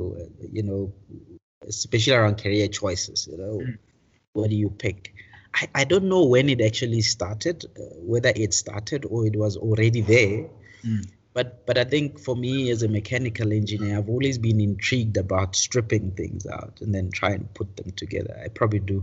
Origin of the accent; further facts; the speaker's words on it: Daveyton, Gauteng, South Africa; also born or lived in Pretoria; grew up in the East Rand, in Daveyton